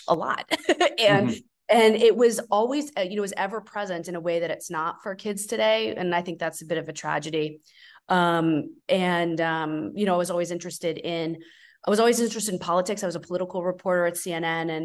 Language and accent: English; Florida, United States; I'm also from Florida